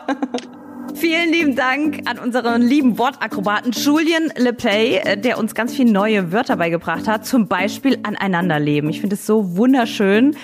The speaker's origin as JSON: {"language": "German", "town": "Saarbrücken", "region": "Saarland", "country": "Germany", "said": "ich komme aus Saarbrücken"}